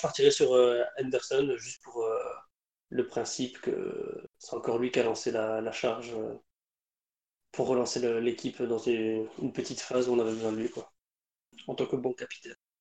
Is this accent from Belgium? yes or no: yes; Belgium; en tant que Belge